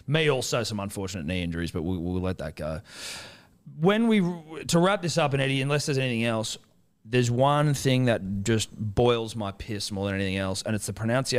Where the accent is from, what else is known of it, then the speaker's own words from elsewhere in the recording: Australia; I'm Australian.